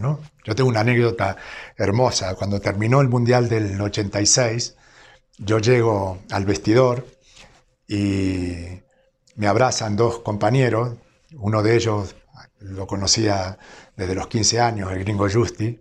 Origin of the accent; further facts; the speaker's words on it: small town near Rosario, Santa Fe, Argentina; nací en un pueblo relativamente pequeño